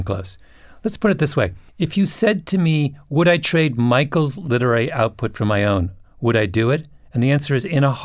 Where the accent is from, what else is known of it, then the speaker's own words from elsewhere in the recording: Ontario, Canada; my hometown in Ontario